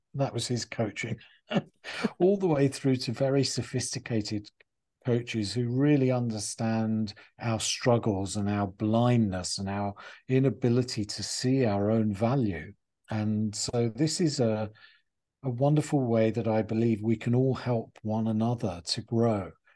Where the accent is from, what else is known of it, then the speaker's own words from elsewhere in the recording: England, United Kingdom; moved away as an adult; also born or lived in United States; I used to be this strange English pers-, person in America